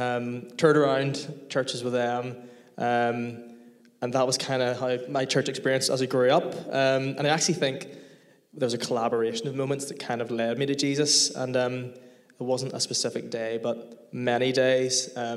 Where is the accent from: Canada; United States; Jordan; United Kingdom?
United Kingdom; Templepatrick, Northern Ireland; I'm 25. I am from Temple Patrick.